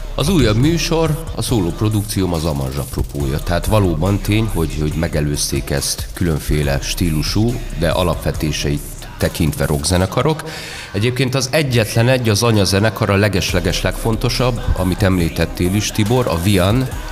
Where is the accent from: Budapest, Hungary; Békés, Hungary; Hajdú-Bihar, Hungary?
Budapest, Hungary; én már itt születtem Budapesten